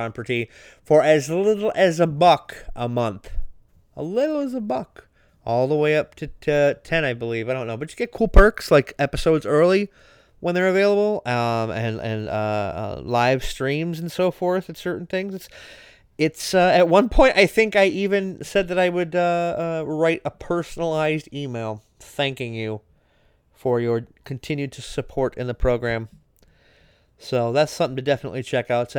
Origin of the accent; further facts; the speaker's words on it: Racine, Wisconsin, United States; here in my hometown of Racine